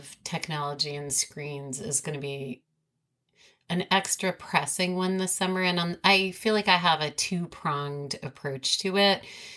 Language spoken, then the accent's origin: English; New York City, New York, United States; grew up in New York City